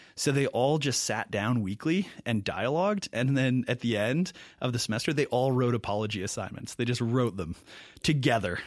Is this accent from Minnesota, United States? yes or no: yes; Mankato, Minnesota, United States; moved away as an adult; also born or lived in Milwaukee; I'm originally from Mankato, Minnesota. Uh, grew up there.